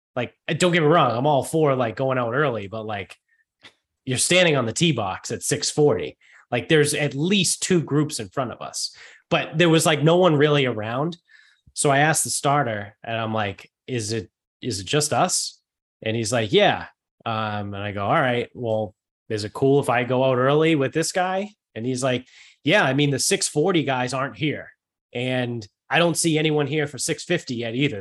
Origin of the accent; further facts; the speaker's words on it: Medford, Massachusetts, United States; also born or lived in Bridgewater, Massachusetts / Mansfield, Massachusetts; now in North Attleboro, United States; I'm originally from north of Boston, but I live in North Albemarle now.